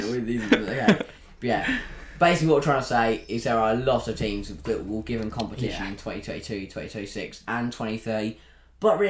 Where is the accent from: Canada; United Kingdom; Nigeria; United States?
United Kingdom; England; Aussie, we are English